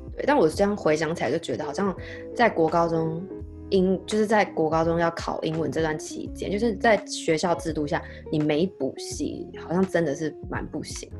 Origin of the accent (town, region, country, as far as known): Taiwan; moved away as an adult